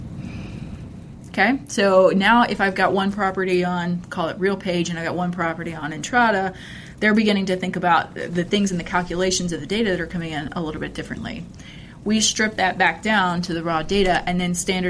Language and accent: English; Texas, United States; I grew up here in Texas